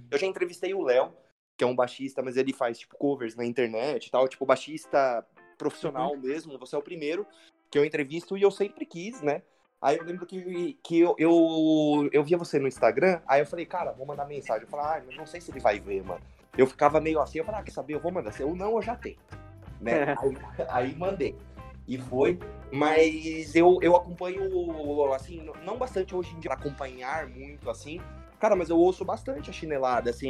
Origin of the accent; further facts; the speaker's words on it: São Paulo, Brazil; eu que sou de São Paulo